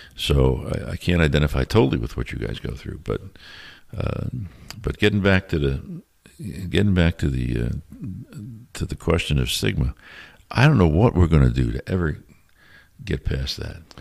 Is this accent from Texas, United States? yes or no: no; New York City, New York, United States; I'm from New York City